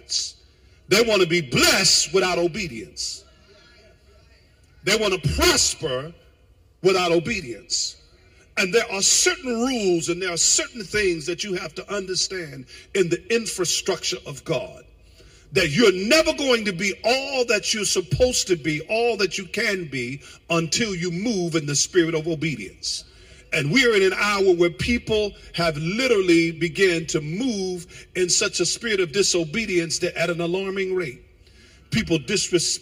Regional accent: United States; also born or lived in New Jersey / Connecticut; when we were growing up in New York and Jersey and past Connecticut

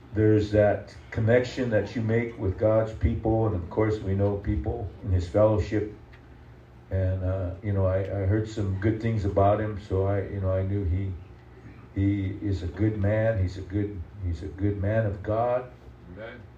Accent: South Dakota, United States

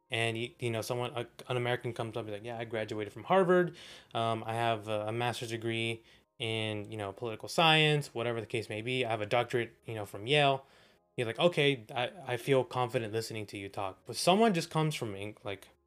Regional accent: Texas, United States; Texas, man. I'm from the South.

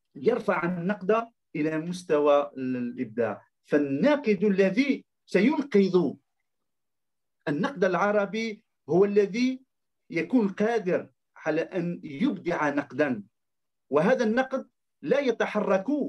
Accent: Algeria; عندنا في الجزائر

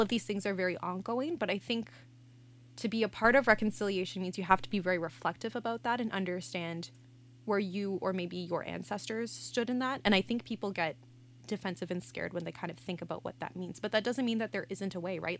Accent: outside Ottawa, Ontario, Canada; I grew up outside of Ottawa, in Manatee.

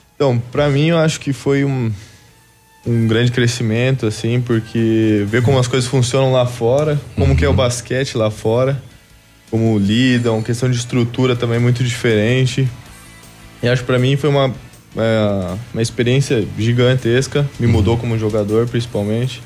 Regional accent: Francisco Beltrão, Paraná, Brazil; moved away as an adult; also born or lived in Portugal / Argentina; now in Pato Branco, Brazil; Sou natural de Francisco Beltrão.

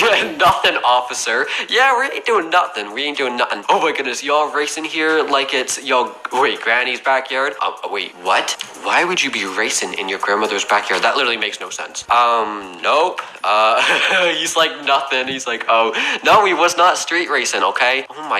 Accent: Canada; I am sorry. I'm Canadian. I'm sorry, okay?

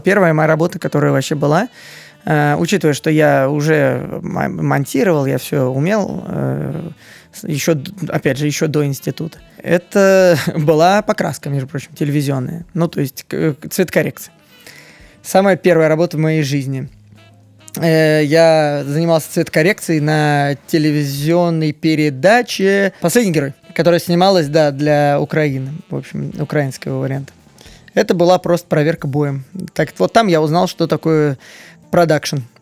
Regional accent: Moscow, Russia; мне 30 лет, я коренной москвич

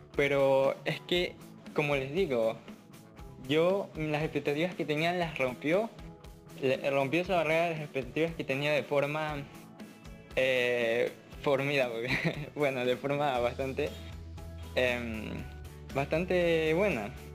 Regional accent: Ecuador; soy de Ecuador, tengo 18 años

